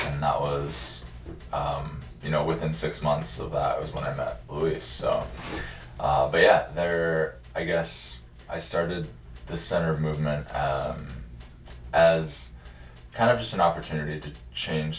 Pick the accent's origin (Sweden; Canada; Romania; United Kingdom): Canada; Alberta; moved away as an adult; also born or lived in Superior, Wisconsin / Iowa; now in Minnesota, United States; I'm from Alberta, Canada. Born and raised in the prairies, next to the Rockies